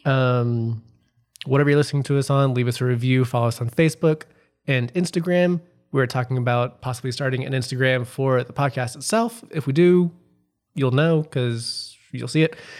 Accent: Memphis, Tennessee, United States; growing up in Memphis

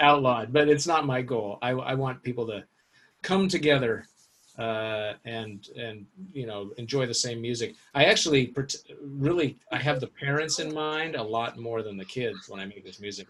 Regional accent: Seattle, Washington, United States; I grew up in Seattle

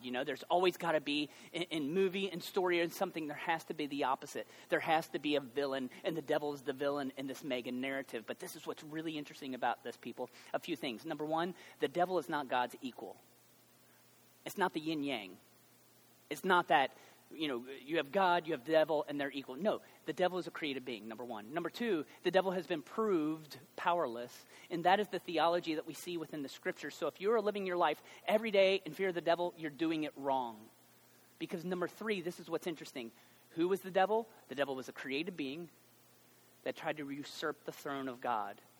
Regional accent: United States

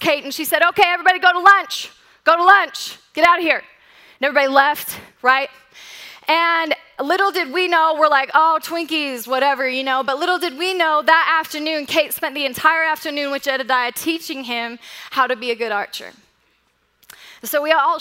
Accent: Colorado, United States; born or raised there

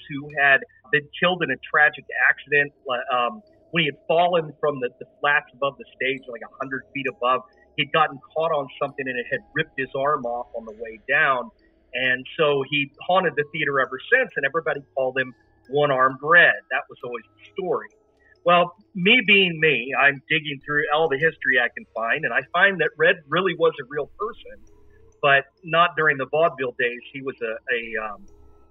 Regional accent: Decatur, Illinois, United States; my hometown of Decatur, Illinois

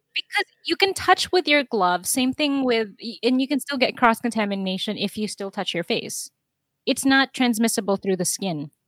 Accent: New York, United States; I'm from New York

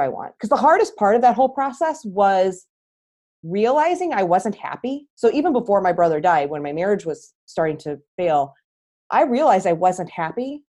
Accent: St. Louis, Missouri, United States; moved away as an adult; back to where I grew up here in St. Louis

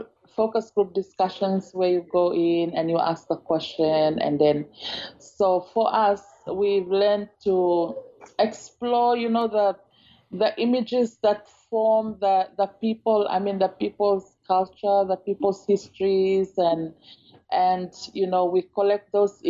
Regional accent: Malaita, Solomon Islands; I come from Solomon Islands. I'm a native from Malaita province in the Solomon Islands.

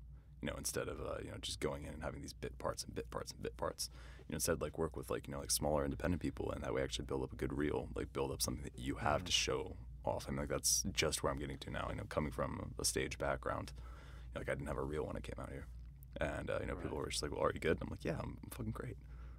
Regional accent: East Coast, United States; growing up on the East Coast, you get seasons.

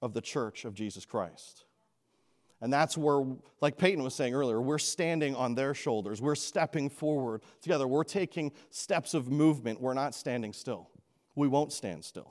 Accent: Canada; moved away; I grew up in Canada

